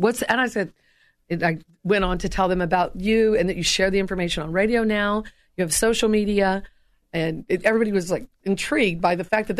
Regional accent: Tennessee, United States; No, originally I'm from East Tennessee, and I try to hide the accent when I'm on air.

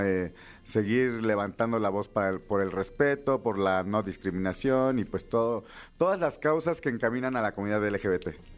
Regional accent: Villa de Etla, Oaxaca, Mexico; Soy orgullosamente de la villa de Etla, Oaxaca, cuna del quesillo.

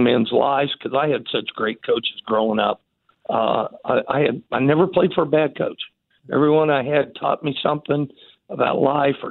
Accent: Wichita, Kansas, United States; also born or lived in Liberal, Kansas / Dodge City, Kansas; I'm born, raised, and very proud to be a Wichitan

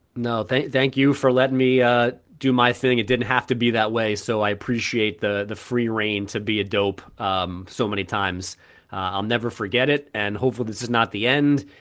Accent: New York, United States; I grew up in New York.

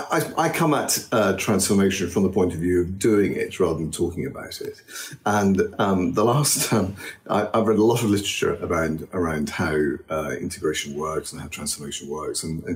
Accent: Egypt; also born or lived in Australia; I grew up in Egypt and Australia. I worked in Switzerland and the States.

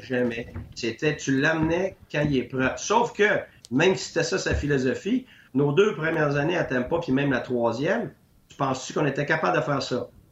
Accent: Quebec, Canada; moved away as an adult; Je suis parti du Québec pendant 10 ans

